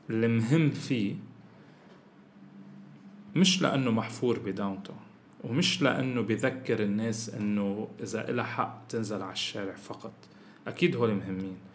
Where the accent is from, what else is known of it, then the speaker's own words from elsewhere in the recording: Syria; انا سوري شو بقول له يعني